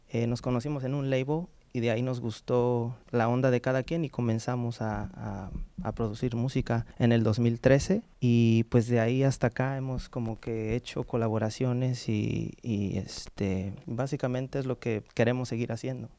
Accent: Mexico City, Mexico; yo soy ah, originario de la Ciudad de México

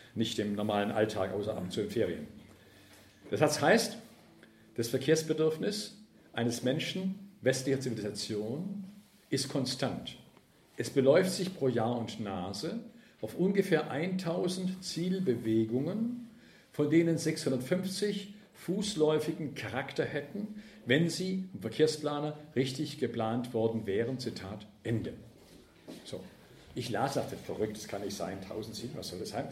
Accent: Ravensburg, Baden-Württemberg, Germany; moved away; Da, wo ich aufgewachsen bin, in Ravensburg am Bodensee

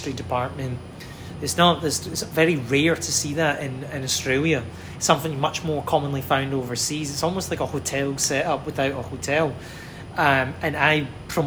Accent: Glasgow, Scotland, United Kingdom; moved away; my hometown, Glasgow

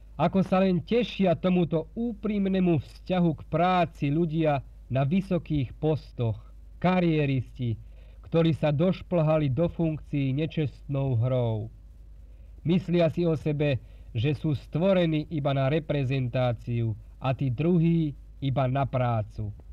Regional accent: Slovakia; takých je nás, Slovákov, veľa

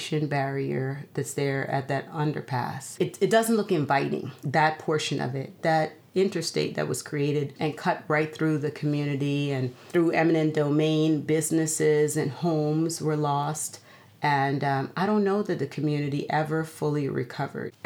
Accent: Guyana; moved away; growing up in Guyana

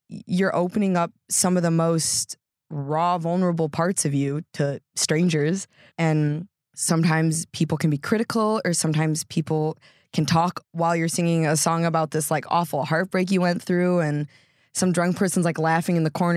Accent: Geneva, Illinois, United States; also born or lived in Washington Island, Wisconsin / Sturgeon Bay, Wisconsin; I grew up in, like, Geneva, from a baby until I was, like, about eighteen

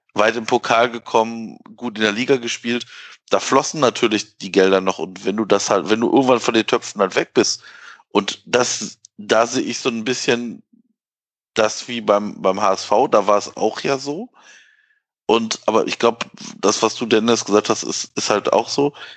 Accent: Ruhr area, North Rhine-Westphalia, Germany; ich komme ja aus dem Ruhrgebiet

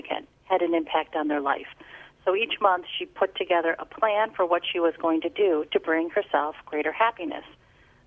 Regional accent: Chicago, Illinois, United States; also born or lived in New Jersey; I'm born and bred Chicago, lived in New Jersey for a short period of time

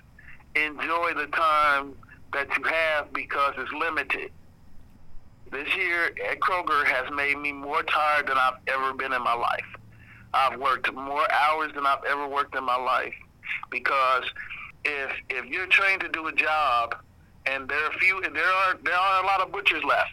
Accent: Indianapolis, Indiana, United States; I was born here. I was raised here

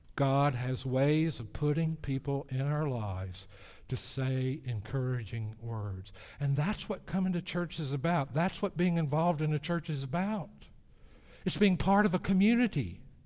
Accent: the South, United States; my hometown in the South

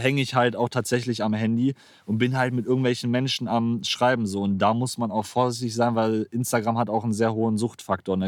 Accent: Geldern, North Rhine-Westphalia, Germany; also born or lived in Moers; Also ich bin 22, komme aus Geldern, ähm, gebürtig aus Mörs, für die Leute, die da, für die was sagt. Ähm, ja, lebe seit meinem sechsten Jahr in Geldern

